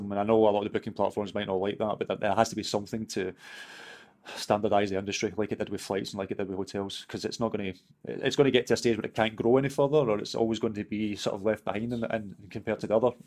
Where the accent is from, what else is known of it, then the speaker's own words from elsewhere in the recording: Wales, United Kingdom; now in United States; I'm a Welshman